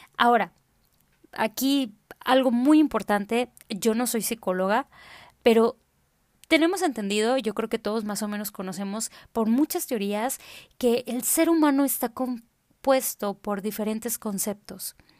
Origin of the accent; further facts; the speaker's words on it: Tamaulipas, Mexico; now in Monterrey, Mexico; Vivo en la ciudad de Monterrey, aunque soy tamaulipeca de corazón